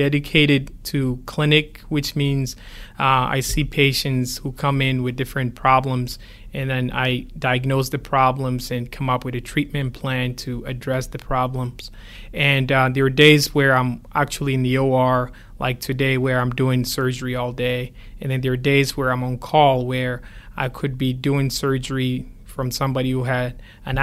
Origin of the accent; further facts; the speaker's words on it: Ghana; moved away; I grew up in Ghana